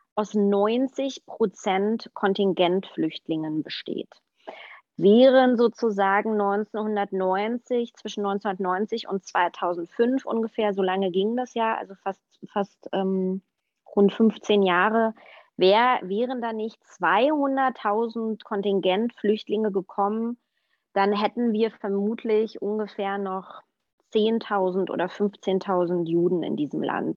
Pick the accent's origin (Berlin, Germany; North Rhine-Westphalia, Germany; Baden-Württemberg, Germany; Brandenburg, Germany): Berlin, Germany; ich bin ja in Ostberlin aufgewachsen, ich bin in der DDR aufgewachsen